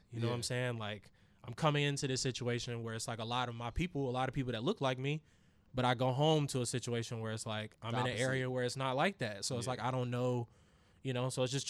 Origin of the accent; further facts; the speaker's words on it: Raleigh, North Carolina, United States; also born or lived in Durham; Cause when I grew up in Raleigh, like I lived in Raleigh like my whole life, but I was born in Durham and I went to school in Durham up until I went to high school.